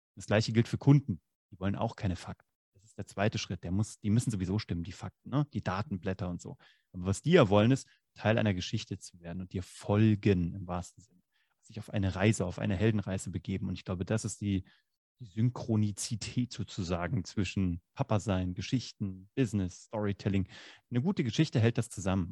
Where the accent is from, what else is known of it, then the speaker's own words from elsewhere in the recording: Kassel, Hesse, Germany; moved away; So, ich komme aus Kassel.